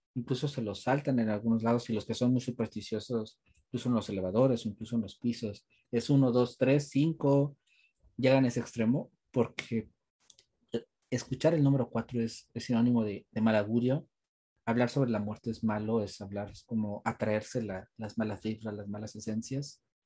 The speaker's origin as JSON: {"language": "Spanish", "country": "Mexico", "said": "aprovechando que somos mexicanos"}